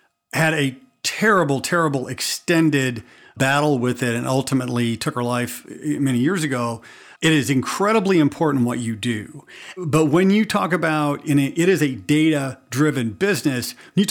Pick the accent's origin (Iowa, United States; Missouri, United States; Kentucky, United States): Missouri, United States; I'm from Missouri